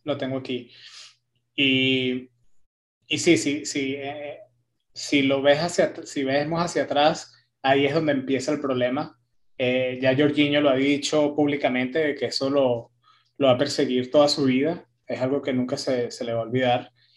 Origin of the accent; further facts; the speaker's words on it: Italy; soy italiano